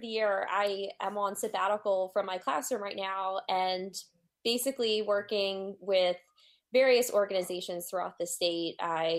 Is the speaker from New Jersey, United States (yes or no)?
yes; Washington Township, New Jersey, United States; I grew up in Washington Township, New Jersey, and went through Washington Township Public Schools.